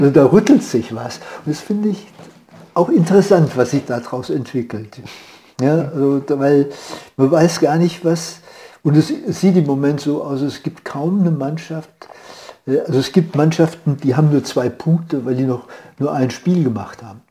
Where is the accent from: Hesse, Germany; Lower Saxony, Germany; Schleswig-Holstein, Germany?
Hesse, Germany; Bad Nauheim; moved away; in der Nähe von Frankfurt, Bad Nauheim.